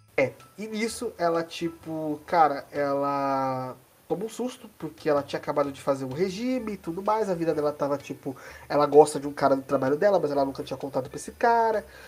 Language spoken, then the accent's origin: Portuguese; Brazil; a gente é brasileiro, ou como eu, eu estava citando antes de começar esse podcast, latino-americano